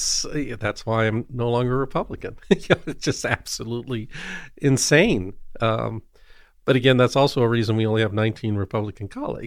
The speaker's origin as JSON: {"language": "English", "town": "Evergreen", "region": "Colorado", "country": "United States", "tie": "born or raised there", "said": "Came back to Colorado, but it sucks you in. It sucks in a lot of people I grew up with in Evergreen, which is beautiful, but got sucked into Highlands Ranch"}